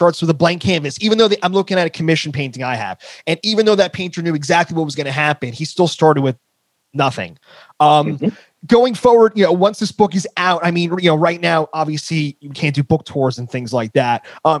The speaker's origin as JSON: {"language": "English", "region": "New Jersey", "country": "United States", "said": "I have a tendency to speak pretty fast. I'm from New Jersey."}